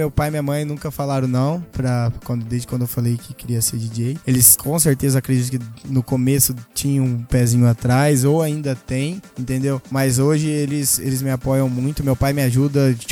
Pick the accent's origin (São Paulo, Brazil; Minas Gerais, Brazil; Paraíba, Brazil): São Paulo, Brazil; Mirassol; eu já toquei no rodeio da minha cidade, Mirassol